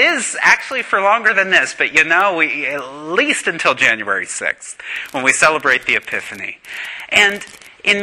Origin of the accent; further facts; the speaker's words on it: Pittsburgh, Pennsylvania, United States; now in Knoxville, United States; I'm from the Holy City, the New Jerusalem, Pittsburgh, Pennsylvania